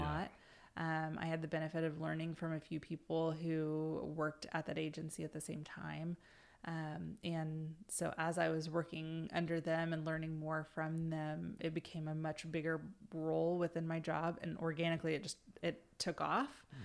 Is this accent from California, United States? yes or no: no; Pawnee, Oklahoma, United States; I grew up in Pawnee, which is a really tiny town up by Stillwater.